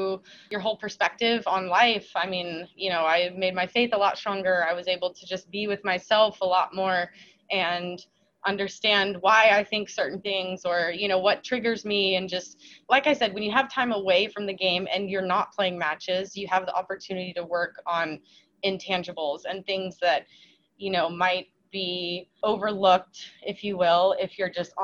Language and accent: English; Charleston, South Carolina, United States; moved away as an adult; also born or lived in Daniel Island, South Carolina; now in Florida, United States; my hometown, my whole family's still there